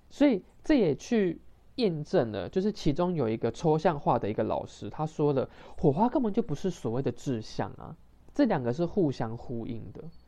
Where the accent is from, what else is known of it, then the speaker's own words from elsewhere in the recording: Taiwan; 尤其是我们台湾人的这样子的一个学习的一个环境